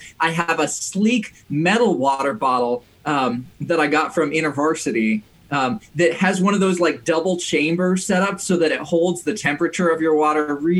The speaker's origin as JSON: {"language": "English", "country": "Indonesia", "tie": "born or raised there", "said": "And I was growing up in Indonesia, which at the time was going through a lot of political upheaval"}